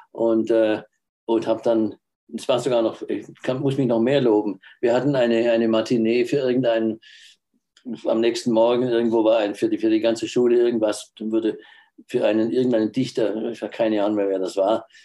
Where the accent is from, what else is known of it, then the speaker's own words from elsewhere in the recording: Baden-Württemberg, Germany; Natürlich dann auch, als Schwabe muss man auch Maultaschen essen, ist ja klar.